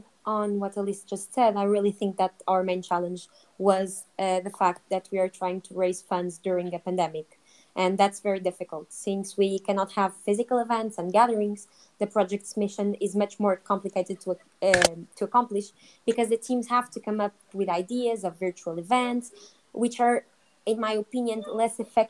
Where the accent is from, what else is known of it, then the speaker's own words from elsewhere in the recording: Lisbon, Portugal; English is a second language; a group of Católica students, we are not a very, very large group, and we are from Lisbon